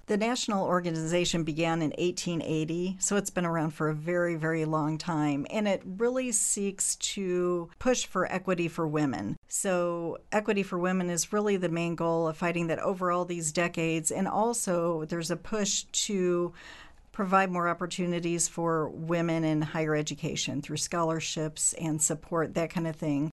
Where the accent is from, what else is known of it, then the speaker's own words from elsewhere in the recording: Springfield, Illinois, United States; I was born here in Springfield, so I've been in Central Illinois my whole life except for college